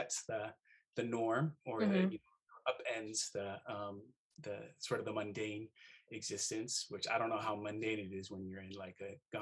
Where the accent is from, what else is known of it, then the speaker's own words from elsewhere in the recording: Seattle, Washington, United States; moved away as an adult; also born or lived in Hawaii; I'm a Seattleite